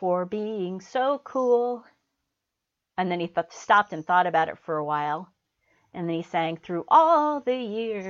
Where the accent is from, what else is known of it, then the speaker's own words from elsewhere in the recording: Chicago, Illinois, United States; I grew up in Chicago